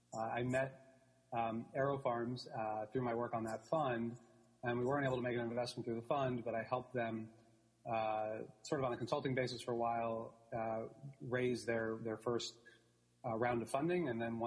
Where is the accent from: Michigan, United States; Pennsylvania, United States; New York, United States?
New York, United States; New York City; I'm born and raised in New York City, grew up actually with the theater industry.